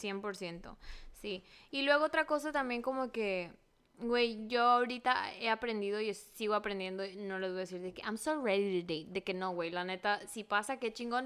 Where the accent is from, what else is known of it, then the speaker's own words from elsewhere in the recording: Benjamín Hill, Sonora, Mexico; now in Los Angeles, United States; yo soy de Benjamín Gil y todas las seis, mil personas que viven en ese pueblo